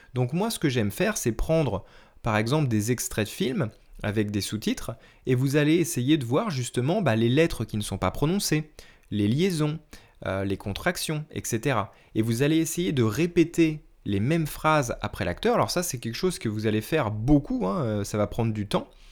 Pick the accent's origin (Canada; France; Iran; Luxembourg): France; first language French; le français qui est ma langue maternelle